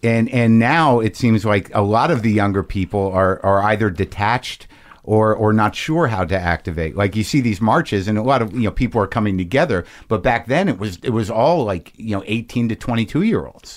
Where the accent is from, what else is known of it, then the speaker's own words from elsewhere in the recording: Albuquerque, New Mexico, United States; also born or lived in New Jersey; I grew up in Albuquerque, New Mexico.